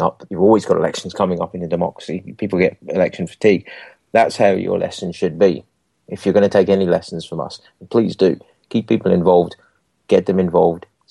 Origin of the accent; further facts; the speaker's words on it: England, United Kingdom; now in Scotland, United Kingdom; I'm English. My family come from England and got family in England and friends in England